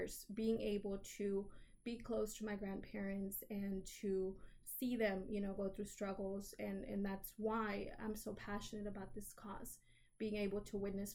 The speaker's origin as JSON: {"language": "English", "town": "Houston", "region": "Texas", "country": "United States", "tie": "born or raised there", "said": "I'm a native Houstonian, so I've lived in the city of Houston, the wonderful city of Houston, my entire life"}